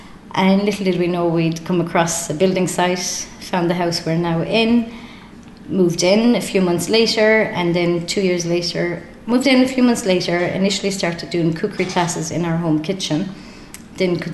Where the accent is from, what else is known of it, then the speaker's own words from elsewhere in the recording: Newcastle West, Munster, Ireland; moved away as an adult; also born or lived in London; now in Firies, Ireland; I'm from Killochteen, 2 miles outside Newcastle West